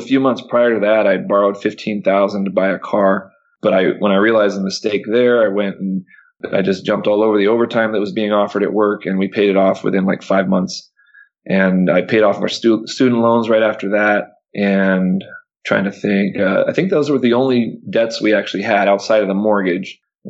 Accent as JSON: {"language": "English", "country": "Panama", "tie": "born or raised there", "said": "no, I grew up in Panama, born and raised in Panama. My dad worked for the Panama Canal. And like I said, big family from Panama."}